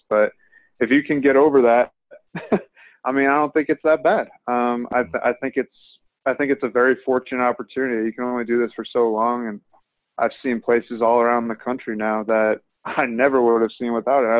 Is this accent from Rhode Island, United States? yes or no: yes; Rhode Island, United States; moved away as an adult; I'm from Rhode Island